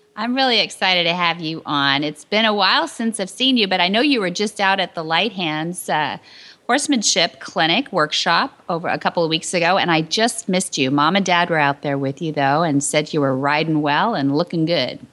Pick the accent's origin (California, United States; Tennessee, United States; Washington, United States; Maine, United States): California, United States; San Luis Obispo; we lived not too far from each other when I was born in San Luis Obispo